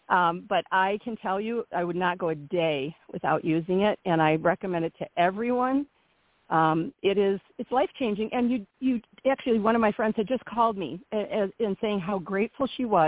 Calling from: Michigan, United States; I'm from Michigan. I also spend time in Tennessee.

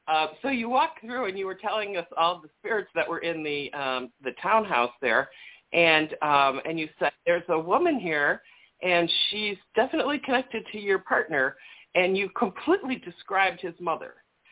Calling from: Chicago, Illinois, United States; from Chicago.

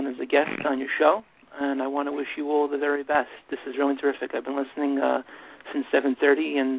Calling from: West Islip, New York, United States; I'm calling from West Islip on Long Island in New York.

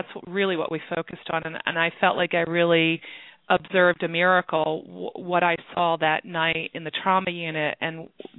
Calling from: Pennsylvania, United States; I'm calling from Pennsylvania.

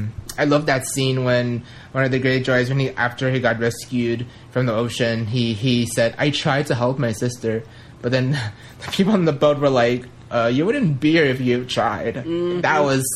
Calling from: Las Vegas, Nevada, United States; from Las Vegas, and I'm finally back from Canada.

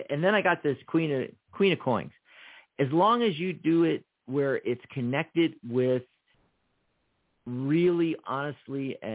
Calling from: Wyoming, United States; from Wyoming.

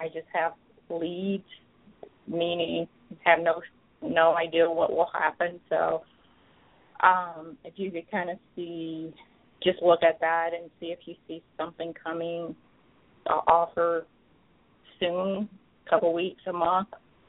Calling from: Atlanta, Georgia, United States; from Atlanta.

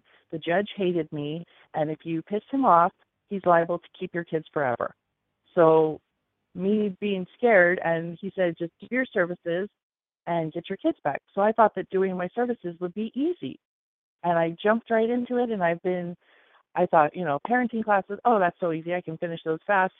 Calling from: Hawaii, United States; I'm again calling from Hawaii.

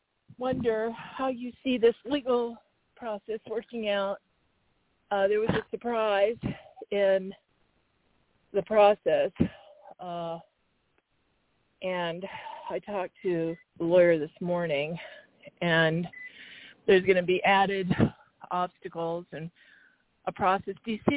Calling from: Arizona, United States

